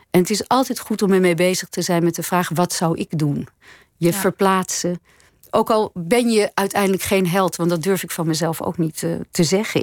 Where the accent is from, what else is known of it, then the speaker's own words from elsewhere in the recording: Nederhorst den Berg, North Holland, Netherlands; also born or lived in Hilversum; Dat was het dorp waar ik vandaan kwam